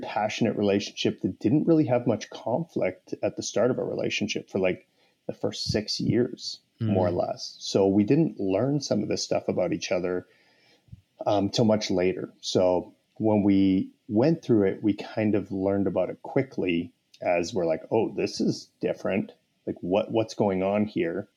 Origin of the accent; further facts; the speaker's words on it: Canada; I'm Canadian